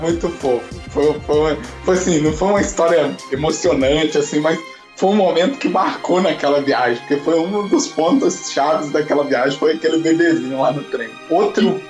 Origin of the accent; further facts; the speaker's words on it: Brazil; moved away; eu sou brasileiro